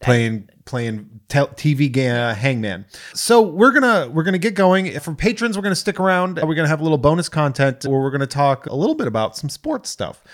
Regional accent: Massachusetts, United States; now in California, United States; we're from Massachusetts

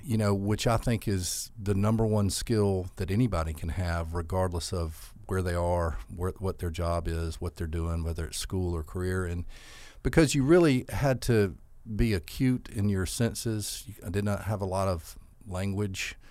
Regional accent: Albany, Georgia, United States; I'm from Albany. I grew up here, um, graduated from Westover High School

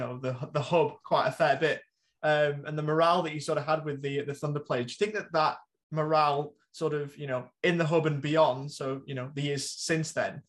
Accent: England, United Kingdom; I think me being an English cricket fan

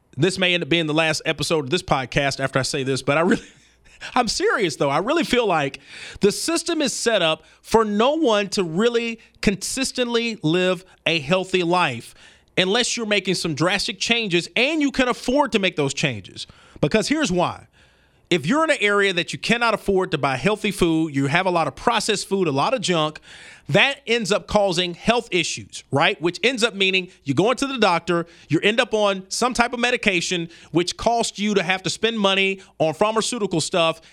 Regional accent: Birmingham, Alabama, United States; I'm from the South, I'm from Birmingham, Alabama

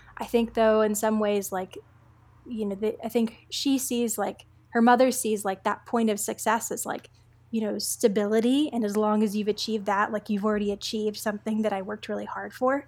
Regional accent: East Coast, United States; also born or lived in South Texas border; I'm somebody who was born along the South Texas border. I grew up on the East Coast

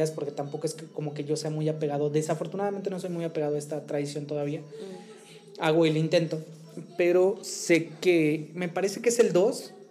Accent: Tehuacán, Puebla, Mexico; allá en, la, en la región de la que, de la que soy originario, orgullosamente. Orgullosamente. Ah, yo soy de Tehuacán

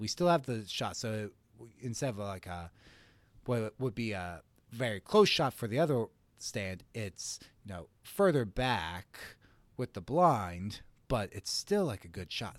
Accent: Gettysburg, Pennsylvania, United States; I grew up in Gettysburg, Pennsylvania, pretty rural

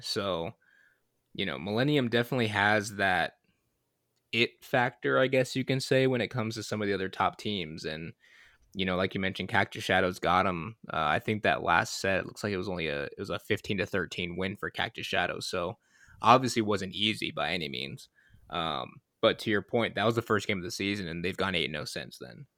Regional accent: Michigan, United States; I'm from Michigan

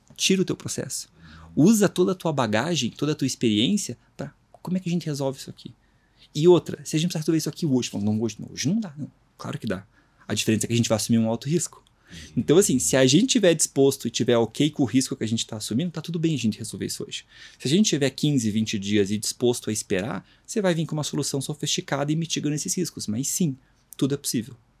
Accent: Curitiba, Paraná, Brazil; Sou de Curitiba

